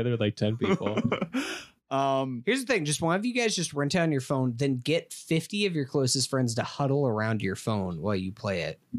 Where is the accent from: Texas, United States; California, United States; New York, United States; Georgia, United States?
New York, United States; Staten Island; Oh, I remember I grew up on Staten Island. I had to take the ferry to get to work